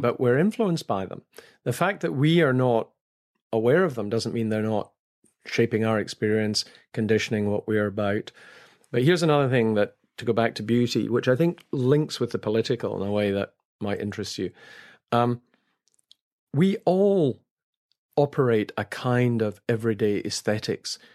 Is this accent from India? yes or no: no; Scotland, United Kingdom; as a Scot